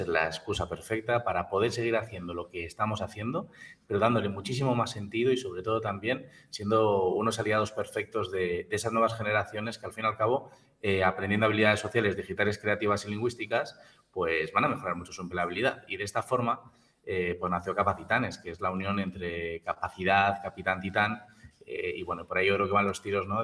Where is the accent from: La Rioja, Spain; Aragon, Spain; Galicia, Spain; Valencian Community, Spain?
La Rioja, Spain; en nuestra tierra, en La Rioja y alrededores